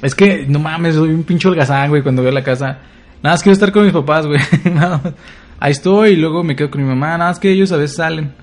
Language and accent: Spanish; Durango, Mexico; moved away; Fui a mi tierra natal, Durango